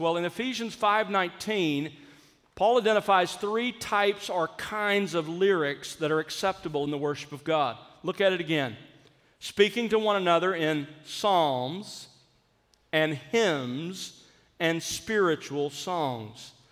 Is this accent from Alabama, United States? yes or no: yes; South Alabama, United States; I grew up in South Alabama